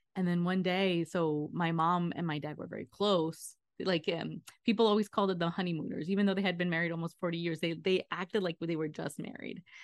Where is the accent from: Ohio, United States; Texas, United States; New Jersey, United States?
New Jersey, United States; moved away; also born or lived in Long Island, New York / Queens, New York; I was born in Long Island, I lived in Queens until I was eight, and then we moved to Jersey, so I'm a tri-state area girl